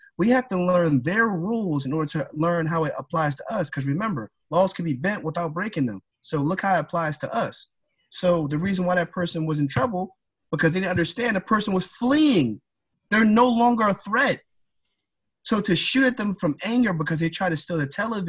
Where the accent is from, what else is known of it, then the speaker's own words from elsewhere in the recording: Philadelphia, Pennsylvania, United States; growing up in Philadelphia